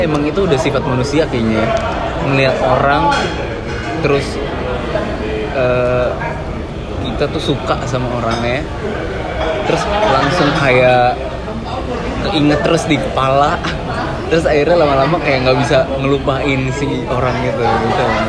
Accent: Jakarta, Indonesia; aslinya sih dari Jakarta

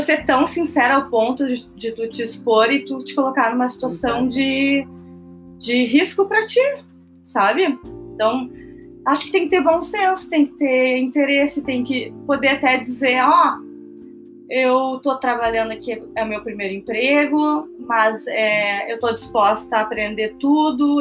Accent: Porto Alegre, Rio Grande do Sul, Brazil; sou de Porto Alegre

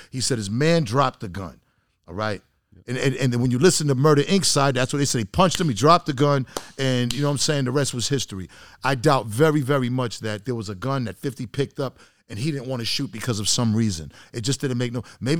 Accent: Boston, Massachusetts, United States; I'm from Boston. I'm in there with made men.

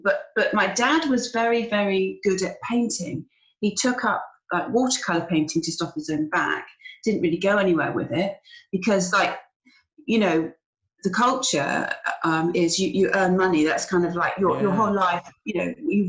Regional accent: Bristol, South West England, United Kingdom; moved away as an adult; I was born in Bristol I grew up in a place called Fishponds, which didn't have any ponds at all, as far as I know.

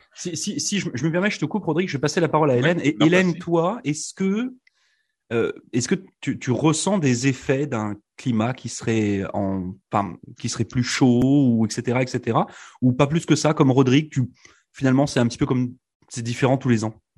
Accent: Brittany, France; moved away as an adult; now in Canada; je viens de France

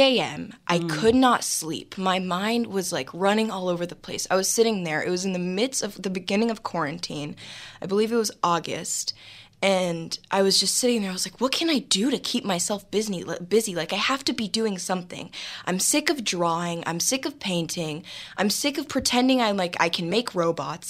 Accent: Los Angeles, California, United States; I was raised in Los Angeles, California. I'm definitely an LA native.

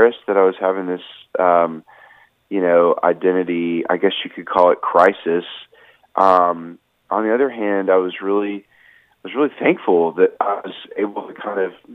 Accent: Nashville, Tennessee, United States; I'm in Nashville, Tennessee, my hometown

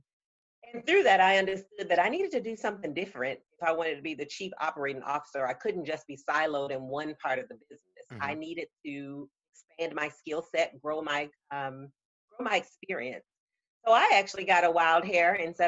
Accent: Augusta, Georgia, United States; moved away as an adult; also born or lived in Florida / Atlanta, Georgia; now in Charleston, United States; But I grew up in Georgia. I stayed in Georgia all the way through high school, Augusta, Georgia

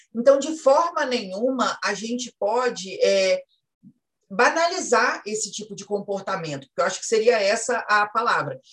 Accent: Espírito Santo, Brazil; eu sou do Espírito Santo.

